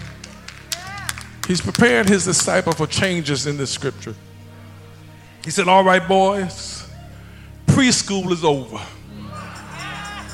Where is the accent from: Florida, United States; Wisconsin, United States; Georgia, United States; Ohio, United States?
Ohio, United States; moved away; I'm from Ohio originally